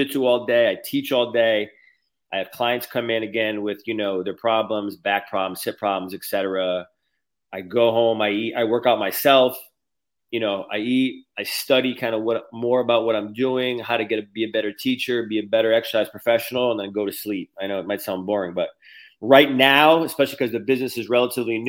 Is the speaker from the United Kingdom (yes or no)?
no; Connecticut, United States; moved away as an adult; also born or lived in California / Cleveland, Ohio / Texas; now in Florida, United States; I'm from Connecticut. I moved to California in 2015. Then I moved to Cleveland, Ohio. Then I moved to Texas in 2020.